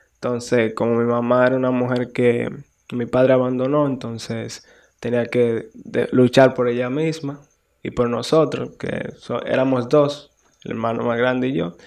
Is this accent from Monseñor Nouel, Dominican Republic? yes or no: no; Guananico, Puerto Plata, Dominican Republic; nací allá en Puerto Plata, me crié en Guananico, Rincón Caliente.